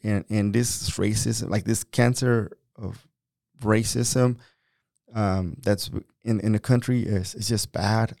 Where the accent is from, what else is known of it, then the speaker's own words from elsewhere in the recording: Mexico; now in United States; I'm a Mexican. I was born in Mexico. I've been in this country for twenty-three years